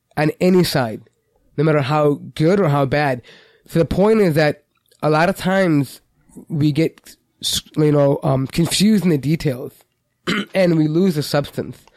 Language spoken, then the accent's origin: English; United States; we're American citizens